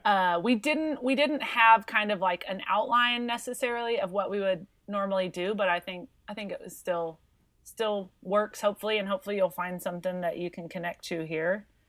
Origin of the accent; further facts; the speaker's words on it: Texas, United States; also born or lived in Missouri; we moved to Texas when I was five. I grew up in Missouri, and when we moved here, we joined a church in the area